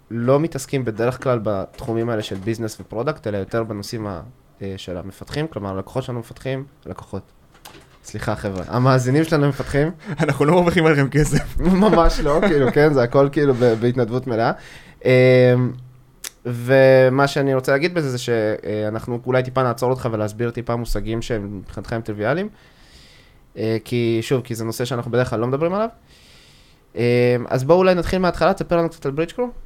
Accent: Beersheba, Southern District, Israel; אני באר שבעי

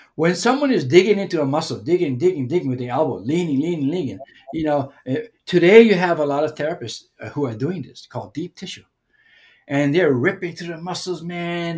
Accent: Hawaii, United States; as a Hawaiian person

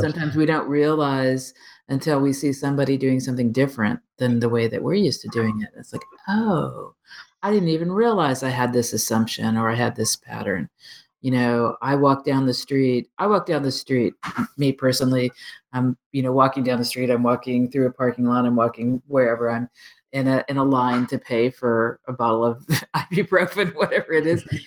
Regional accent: Texas Panhandle, United States; I grew up in the Texas Panhandle

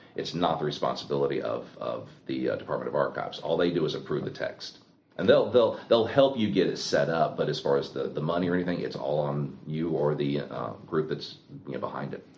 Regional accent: Anderson, South Carolina, United States; my hometown, you know, my county

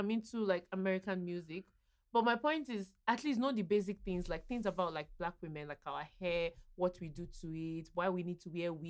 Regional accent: Nigeria; I'm a Nigerian

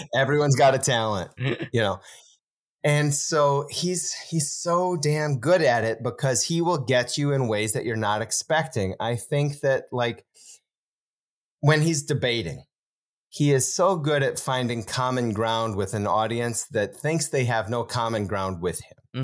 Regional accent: Wisconsin, United States

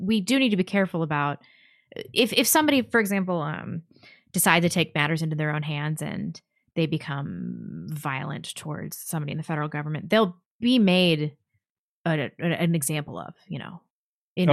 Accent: Canada; I'm from Canada. They're thinking about confiscating all pistols and already implemented vaccine passports and an AR-15 ban.

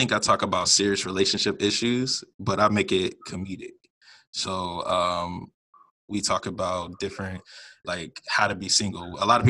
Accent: Virginia, United States; moved away as an adult; now in Dallas, United States; am 28. Start off with that. That's a good starter. I am from Virginia, but I just moved to Dallas for work.

